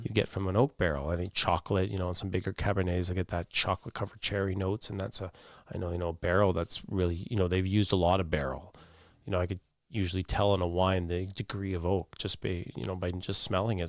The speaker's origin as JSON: {"language": "English", "town": "Thunder Bay", "region": "Ontario", "country": "Canada", "tie": "born or raised there", "also_born_or_lived": "Waterloo / Toronto / Oregon", "said": "I w, was born and raised in Thunder Bay"}